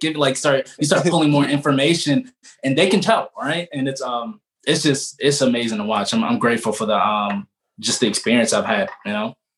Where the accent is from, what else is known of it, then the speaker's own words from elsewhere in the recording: Baltimore, Maryland, United States; I am originally from Baltimore